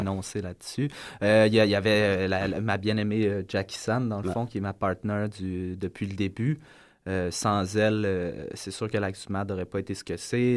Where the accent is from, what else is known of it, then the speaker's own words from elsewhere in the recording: Lorraine, Quebec, Canada; also born or lived in Montreal; now in Sainte-Thérèse, Canada; je suis né à Montréal. Euh, je suis déménagé très jeune sur la, banlieue du Nord à Lorraine. banlieue cossue, passé Laval. Après ça, j'ai grandi là